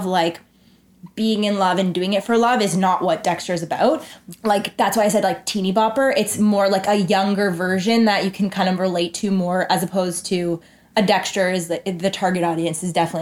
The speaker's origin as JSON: {"language": "English", "town": "Toronto", "region": "Ontario", "country": "Canada", "said": "I'm from Toronto"}